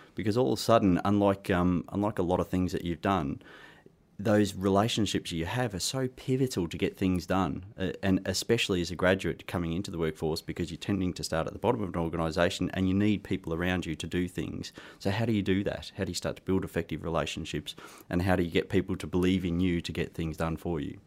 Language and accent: English; Australia; accent: Australian; moved away; I started my career, um, actually in Australia, hence my accent.